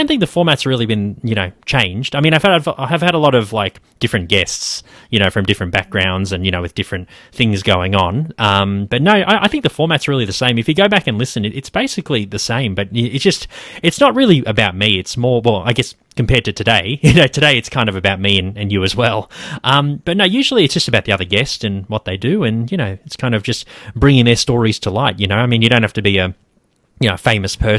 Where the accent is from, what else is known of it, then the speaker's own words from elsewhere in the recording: Queensland, Australia; now in Melbourne, Australia; I'm from Queensland originally as well